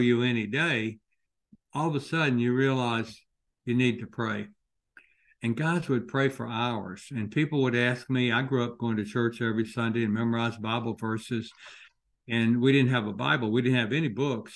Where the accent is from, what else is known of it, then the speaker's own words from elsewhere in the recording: Commerce, Georgia, United States; moved away; going home to my hometown of Commerce, Georgia